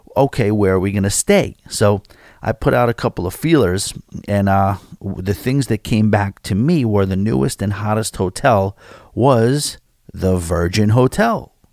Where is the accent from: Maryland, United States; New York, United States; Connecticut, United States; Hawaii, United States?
New York, United States; as a New Yorker, a born-and-bred New Yorker